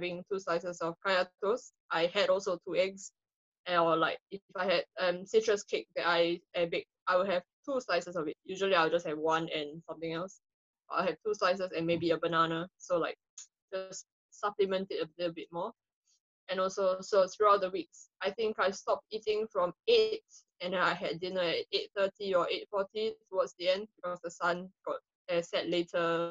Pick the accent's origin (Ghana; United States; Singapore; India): Singapore; now in United Kingdom; Singaporean transplants to Britain